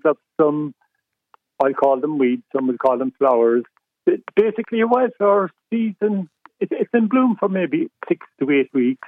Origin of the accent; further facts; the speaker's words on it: Cork, Munster, Ireland; I'm from Cork